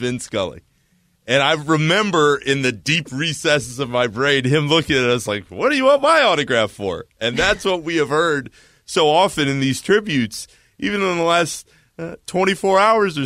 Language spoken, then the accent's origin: English; Orlando, Florida, United States; I grew up in Orlando, Florida